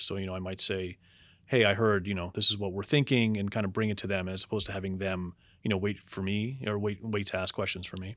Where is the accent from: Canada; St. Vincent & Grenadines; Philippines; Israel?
Canada; Toronto, Ontario; moved away as an adult; also born or lived in United States; now in Toronto, Canada; I grew up in Toronto